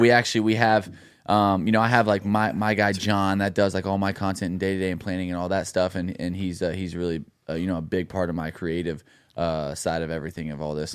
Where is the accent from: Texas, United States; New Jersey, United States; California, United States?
Texas, United States; Dallas; moved away as an adult; also born or lived in Los Angeles; now in Nashville, United States; my hometown in Dallas